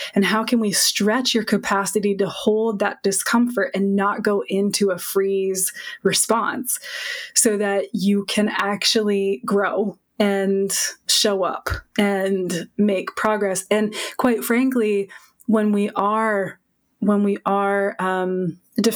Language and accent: English; Massachusetts, United States; I grew up in Massachusetts